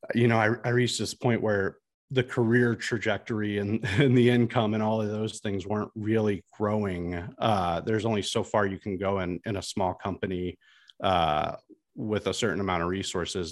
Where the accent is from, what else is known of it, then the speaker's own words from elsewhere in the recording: Washington, Missouri, United States; so I'm from Washington, Missouri